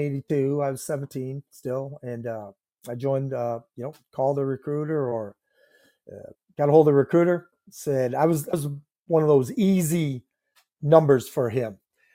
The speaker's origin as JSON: {"language": "English", "town": "Independence", "region": "Iowa", "country": "United States", "tie": "born or raised there", "said": "I'm from Independence, Iowa. That's in Northeast Iowa, and I grew up on a farm, beef, and then later on a dairy operation."}